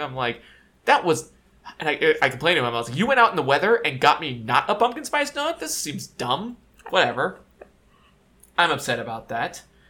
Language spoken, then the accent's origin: English; California, United States; I'm a Californian, born and raised in California